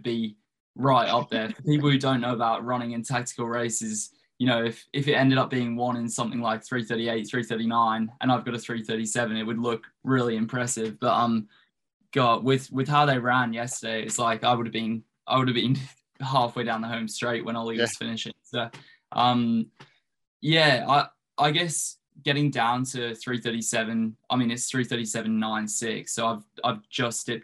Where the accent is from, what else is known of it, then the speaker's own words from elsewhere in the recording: Australia; moved away as an adult; also born or lived in United States; now in England; I was born in England, all my family's from England, grew up in Australia